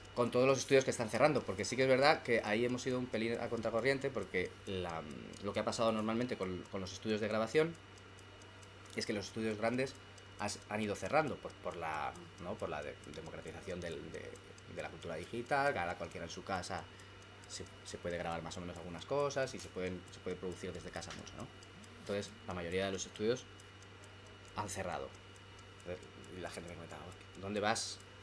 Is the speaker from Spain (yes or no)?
yes; Madrid, Community of Madrid, Spain; yo soy de Madrid